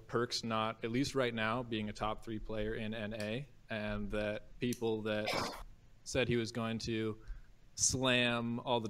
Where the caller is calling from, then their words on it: St. Helena, California, United States; I'm calling from St. Helena, California, up in wine country.